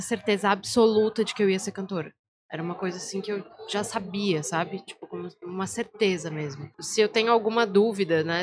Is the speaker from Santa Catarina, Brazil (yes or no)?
yes; Florianópolis, Santa Catarina, Brazil; minha família é do interior de Santa Catarina, mas eu nasci aqui em Floripa